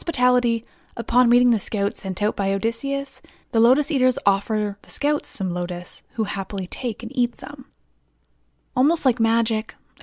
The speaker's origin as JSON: {"language": "English", "region": "England", "country": "United Kingdom", "said": "I pronounce lots of C's soft because I'm English"}